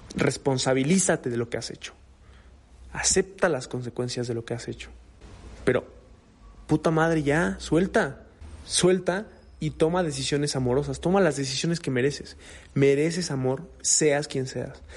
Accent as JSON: {"language": "Spanish", "country": "Mexico", "said": "Yo soy mexicano."}